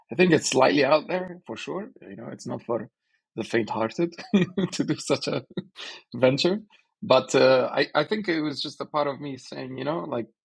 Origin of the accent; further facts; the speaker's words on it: Sulaymaniyah, Sulaymaniyah Governorate, Iraq; Uh, I'm Kurdish from Slemani. Uh, so, these are the basics of uh, my identity. You know, born 1985.